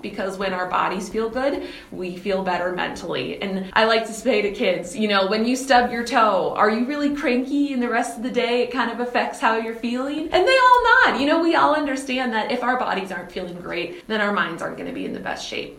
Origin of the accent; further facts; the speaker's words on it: Red Wing, Minnesota, United States; my hometown, of course, of Red Wing